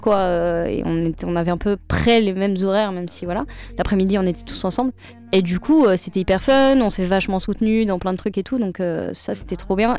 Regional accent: Le Mans, Pays de la Loire, France; moved away as an adult; now in Paris, France; ça m'a permis vraiment de redécouvrir Le Mans. Euh, même si c'est ma ville natale

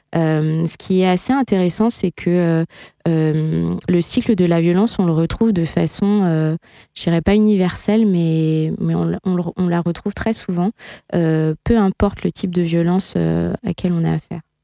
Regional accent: south of the Sarthe, Pays de la Loire, France; moved away; j'ai grandi dans un milieu euh, extrêmement rural, je viens du sud de la Sarthe.

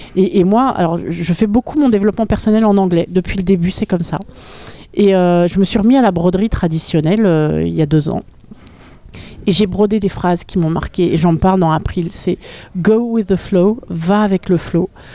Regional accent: Paris, Île-de-France, France; moved away as an adult; also born or lived in Berlin / Alpes-Maritimes / Orthez; now in Sarthe, France; quand je suis née, mes parents habitaient à Berlin. Et euh, donc, quand j'ai eu 6 ans, mon père a changé de travail, il est arrivé à Paris, euh, à l'hôtel Nico. Et donc, je suis arrivée à Paris à l'âge de, à de 6 ans. Et j'y ai vécu jusqu'à l'âge de 24 ans

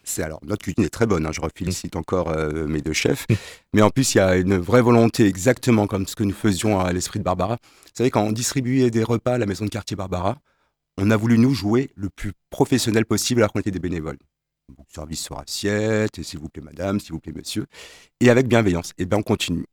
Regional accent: Strasbourg, Grand Est, France; now in Le Mans, France; je suis un Strasbourgeois de naissance, j'étais ici au Mans

